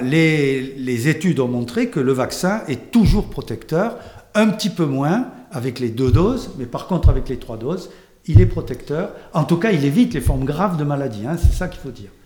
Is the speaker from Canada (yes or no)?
no; France; chez nous en France